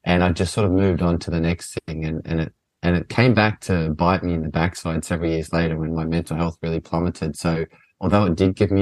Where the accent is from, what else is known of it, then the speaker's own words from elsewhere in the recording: Australia; moved away; I grew up playing soccer in Australia